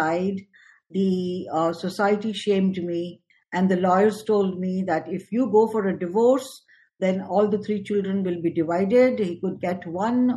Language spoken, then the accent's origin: English; New Delhi, Delhi, India; moved away as an adult; now in United States; I was born and brought up in New Delhi, India, and I moved to US much later in life